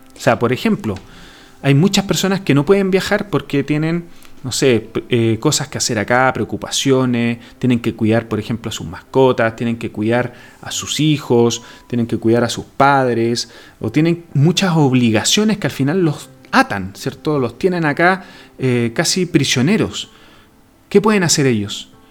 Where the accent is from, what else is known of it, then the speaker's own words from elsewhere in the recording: Chile; nosotros como chilenos, estamos en una región bien alejada del mundo